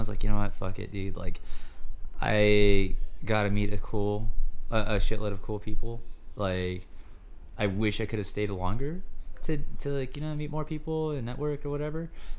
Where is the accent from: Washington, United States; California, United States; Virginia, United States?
California, United States; I'm from California